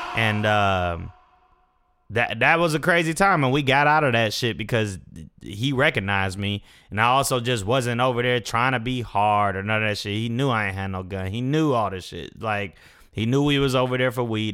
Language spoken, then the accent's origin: English; Fayetteville, United States; I was from Fayetteville